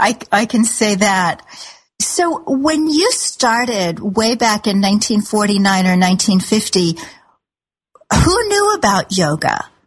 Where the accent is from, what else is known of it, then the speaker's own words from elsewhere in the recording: Kansas City, Missouri, United States; now in New York City, United States; I really love my old hometown of Kansas City